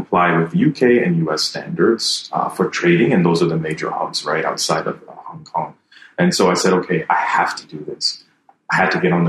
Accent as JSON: {"language": "English", "country": "Jamaica", "tie": "born or raised there", "moved": "yes", "lives_now": "Ivory Coast", "said": "coming back here as a Jamaican, I was born in Jamaica"}